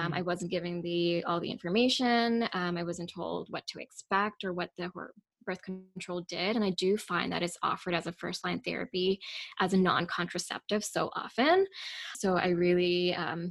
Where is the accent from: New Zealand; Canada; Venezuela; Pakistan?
Pakistan; moved away; I grew up in Pakistan, and we learned nothing about reproductive or sexual health in elementary